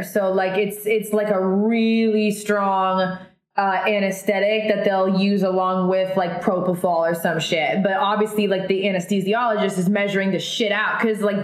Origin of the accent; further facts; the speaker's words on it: Oregon, United States; that's where I'm from Oregon